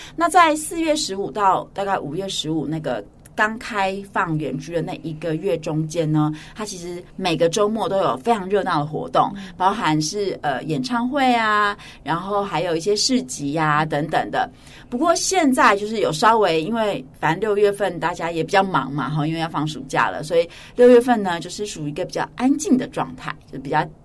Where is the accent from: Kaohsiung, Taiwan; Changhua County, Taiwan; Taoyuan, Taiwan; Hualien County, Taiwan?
Hualien County, Taiwan; moved away as an adult; now in New Taipei, Taiwan; 我从小就是在华联长大